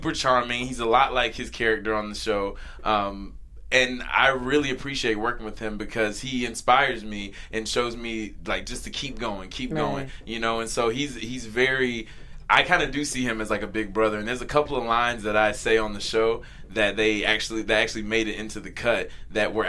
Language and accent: English; North Carolina, United States; also born or lived in the South; now in Los Angeles, United States; we're both from North Carolina. Yeah. He and I, you know, we both had similar accents, and whenever I get around him, my accent gets thicker and thicker and thicker